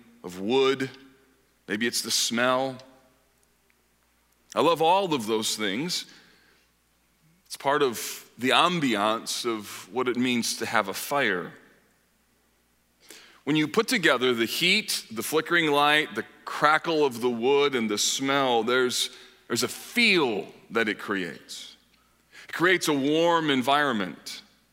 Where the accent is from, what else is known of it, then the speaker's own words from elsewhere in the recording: Grand Rapids and Kalamazoo, Michigan, United States; moved away as an adult; also born or lived in Holland, Michigan; now in Indianapolis, United States; My wife and I grew up in Grand Rapids and Kalamazoo.